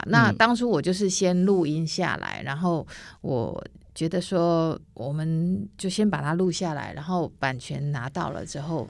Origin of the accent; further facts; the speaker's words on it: Taiwan; first language Taiwanese Hokkien; 那再过来是我拾起我自己的母语台语，好，